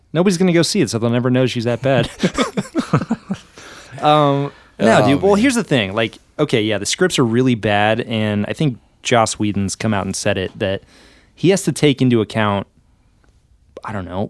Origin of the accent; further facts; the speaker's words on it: Des Moines, Iowa, United States; They would. I'm from Des Moines.